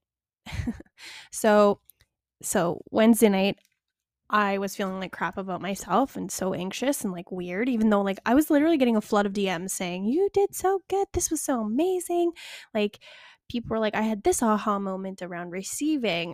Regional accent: Calgary, Alberta, Canada; Calgary, which is, like, my hometown

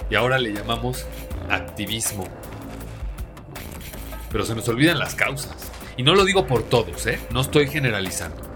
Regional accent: Mexico; la visión de no vernos únicamente como mexicanos protestando.

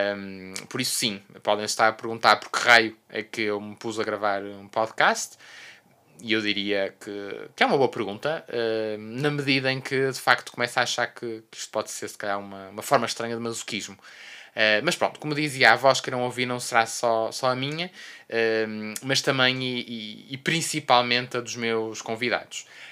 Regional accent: Porto, Norte, Portugal; sou do Porto, born and raised

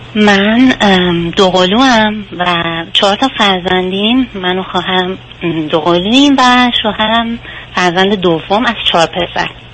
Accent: southern Iran, Iran; من و همسرم از شهرستان جنوب کشور شهر کوچیک در واقع متولد شدیم

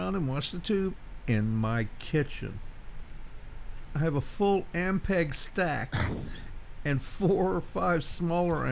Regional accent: Cajun, Louisiana, United States

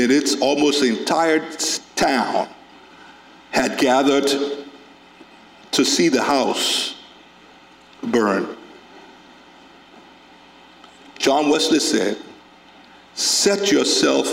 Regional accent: Carisbrook, Liberia; I grew up in Carisbrook in Liberia, a small town.

